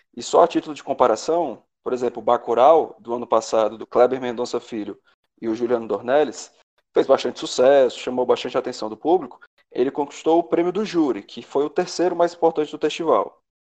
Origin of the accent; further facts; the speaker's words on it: Ceará, Brazil; eu, como bom cearense